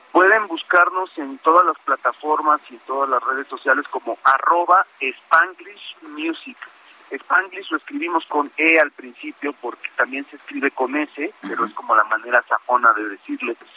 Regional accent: Mexico City, Mexico; Nosotros somos, somos de la Ciudad de México

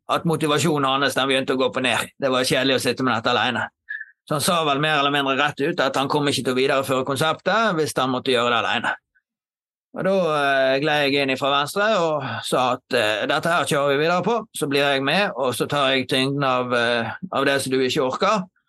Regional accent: Knarvik, Vestland, Norway; Jeg er jo fra Knarvik eh, opprinnelig og har bodd her hele livet. Oppvokst eh, i området her

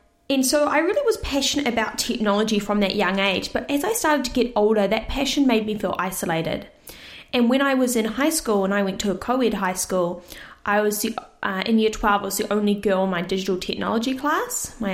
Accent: Orewa, Auckland, New Zealand; also born or lived in Cyprus; I live in Orewa, but I've actually originally moved from Cyprus, where I was born as a baby, and moved to New Zealand when I was young

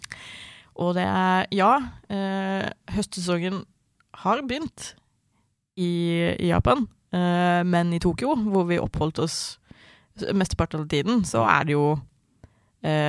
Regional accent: Sørlandet, Southern Norway, Norway; now in Oslo, Norway; Jeg vokste opp på, på Sørlandet.

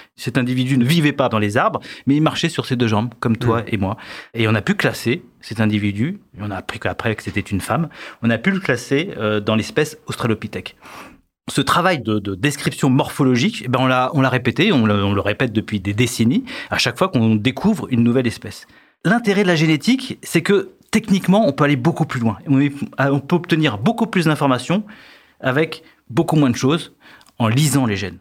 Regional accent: France; Chez nous, en France

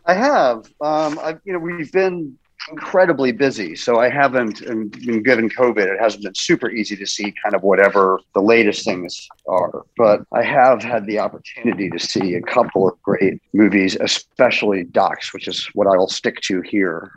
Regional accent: London, United Kingdom; moved away; I was born in London

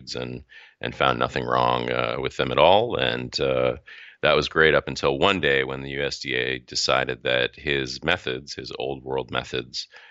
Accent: North Shore of Massachusetts, United States; I'm from the North Shore of Massachusetts

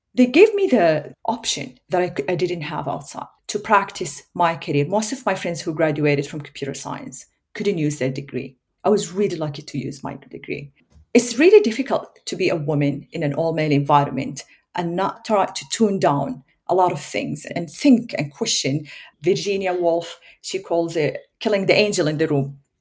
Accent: Saudi Arabia; English is a second language; moved away as an adult; now in Australia; There were good parts, there were painful parts growing up in Saudi Arabia as a child

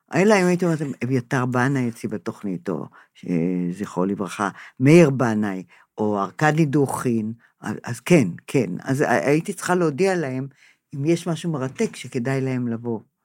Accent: Israel; אני נולדתי פה, הוריי נולדו פה

